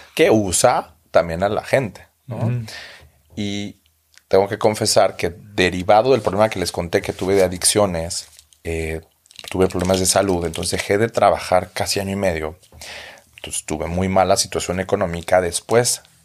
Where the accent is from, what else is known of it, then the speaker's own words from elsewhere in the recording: Mexico; moved away as an adult; now in Berlin, Germany; yo soy el gordito mexicano